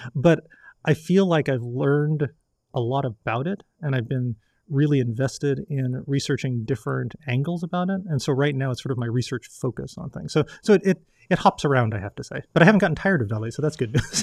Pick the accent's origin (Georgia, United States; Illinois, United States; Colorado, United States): Colorado, United States; now in Virginia, United States; the butterflies I grew up with in Colorado